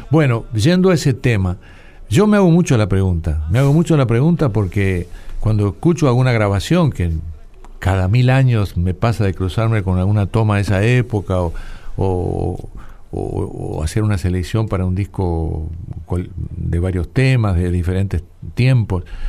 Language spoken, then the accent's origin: Spanish; Uruguay; Soy un uruguayo desordenado